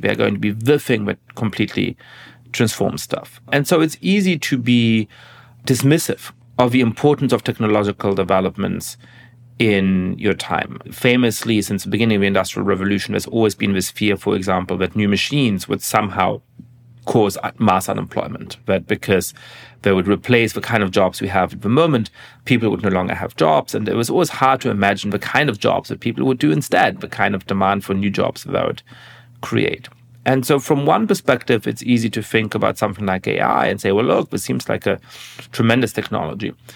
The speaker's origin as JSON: {"language": "English", "country": "Germany", "tie": "born or raised there", "moved": "yes", "said": "growing up in Germany"}